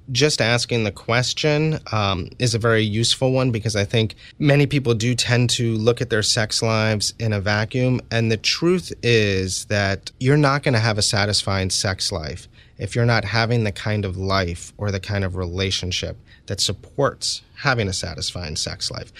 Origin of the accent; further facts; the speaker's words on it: New York City, New York, United States; I was, uh, born and raised in New York City